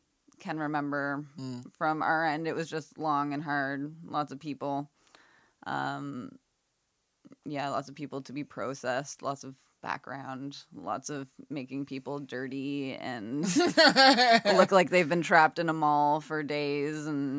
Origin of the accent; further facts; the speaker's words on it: Halifax, Nova Scotia, Canada; And I grew up like right around the Hydra Stone too.